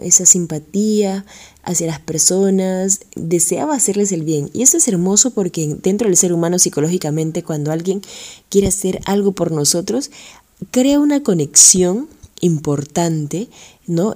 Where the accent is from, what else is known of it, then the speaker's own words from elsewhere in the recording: Lima, Peru; moved away as an adult; now in Tocache, Peru; soy de Lima, Perú